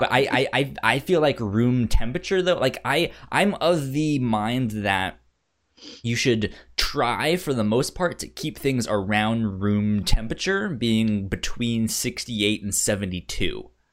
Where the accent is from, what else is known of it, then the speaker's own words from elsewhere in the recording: Northern Virginia, United States; also born or lived in Laredo, Texas; I grew up in Northern Virginia and it's hot and it's humid here.